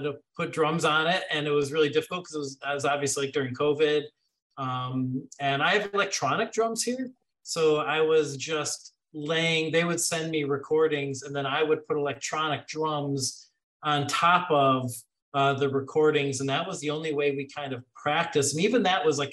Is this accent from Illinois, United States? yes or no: yes; Chicago, Illinois, United States; moved away; also born or lived in Washington, D.C.; I'm from Chicago